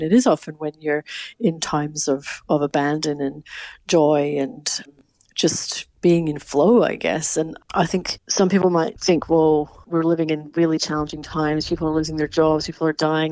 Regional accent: Scotland, United Kingdom; moved away; my home country of Scotland.

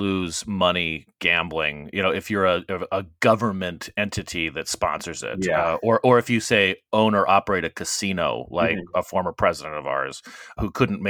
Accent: Arizona, United States; I grew up, because I grew up in Arizona, and that evolved a lot of trips to Vegas.

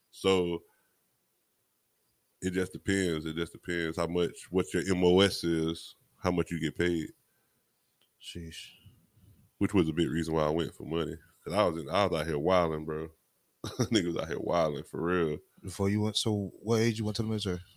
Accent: Miami, Florida, United States; I'm from Miami

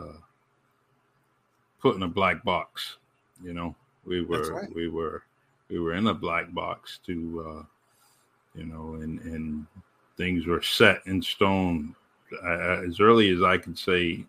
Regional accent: Massachusetts, United States; also born or lived in Los Angeles / Florida; I lived in Mass. I grew up in Mass

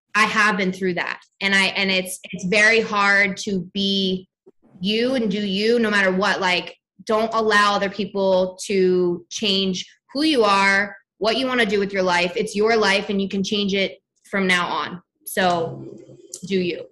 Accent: New Jersey, United States; now in Los Angeles, United States; I'm from New Jersey. I'm a South Jersey girl

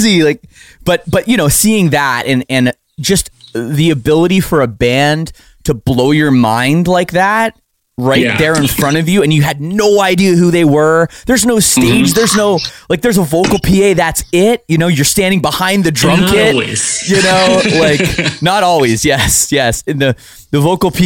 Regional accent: Oakville, Ontario, Canada; I'm from Oakville, Ontario, you know, just a suburb of Toronto

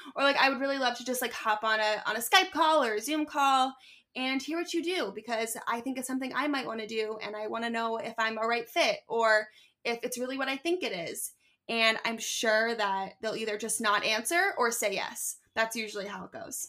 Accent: Philadelphia, Pennsylvania, United States; moved away as an adult; also born or lived in Syracuse / Manhattan; now in Brooklyn, New York, United States; growing up in Philly

